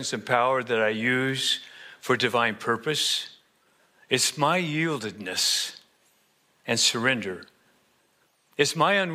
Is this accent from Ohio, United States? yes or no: no; Colorado, United States; moved away; I'm actually originally from Colorado.